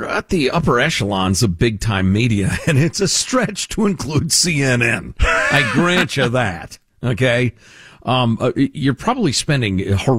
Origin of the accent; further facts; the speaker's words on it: Chicago, Illinois, United States; I grew up in Chicagoland.